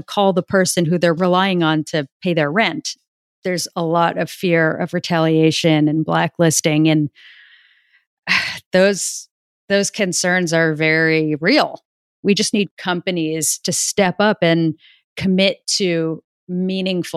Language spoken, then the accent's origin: English; New York City, New York, United States; I grew up in New York City.